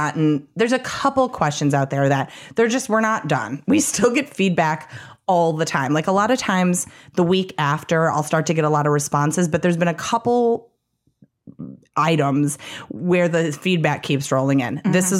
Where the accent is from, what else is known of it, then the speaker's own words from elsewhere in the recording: Midwest, United States; I'm from the Midwest, so it's new to me here